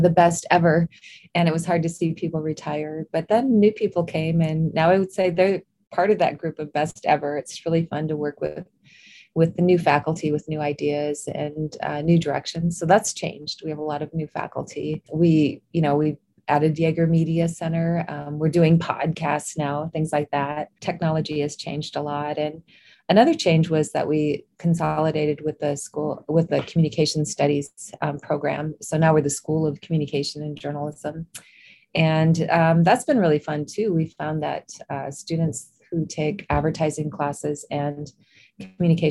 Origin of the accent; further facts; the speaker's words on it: Eden, South Dakota, United States; also born or lived in Roslyn, South Dakota; I grew up in a little town, or on a farm near a little town called Eden, South Dakota